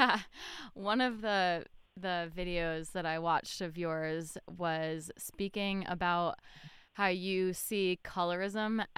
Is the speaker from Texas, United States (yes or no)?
no; Fairfield, Connecticut, United States; we grew up in Fairfield, Connecticut, a bubble town